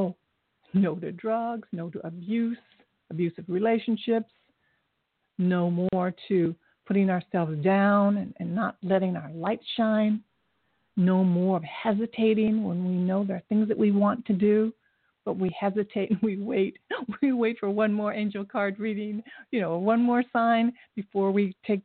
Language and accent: English; Dayton, Ohio, United States; moved away; also born or lived in Japan / Columbus, Ohio; I was born in Japan, but I grew up in Dayton and went to college at Ohio State in Columbus